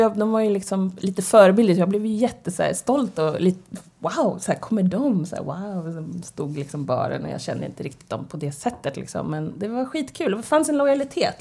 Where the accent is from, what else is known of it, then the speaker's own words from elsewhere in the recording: Stockholm, Stockholm County, Sweden; Född och uppvuxen på Södermalm. På Hornsgatan brukar jag säga. I Stockholm